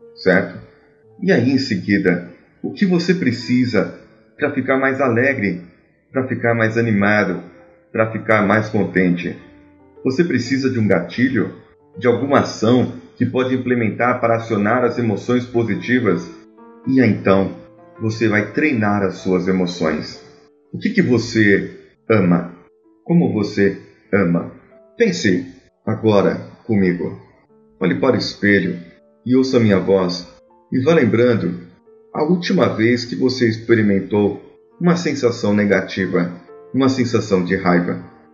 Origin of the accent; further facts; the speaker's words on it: São Paulo, Brazil; sou paulistano